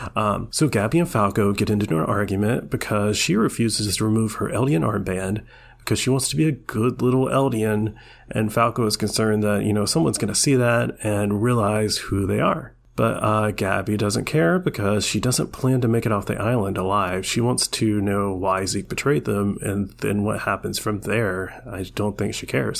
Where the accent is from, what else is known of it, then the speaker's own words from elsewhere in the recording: Georgia, United States; I'm from Georgia